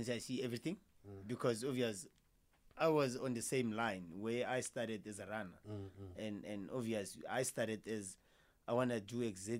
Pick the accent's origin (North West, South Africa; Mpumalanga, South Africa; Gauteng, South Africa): North West, South Africa; Potchefstroom; moved away as an adult; now in Pretoria, South Africa; I'm from Potchefstroom, Northwest, and I moved to Pretoria in 2018.